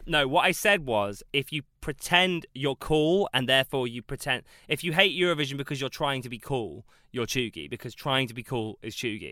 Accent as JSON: {"language": "English", "area": "South Coast", "region": "South East England", "country": "United Kingdom", "said": "I'm from the South Coast"}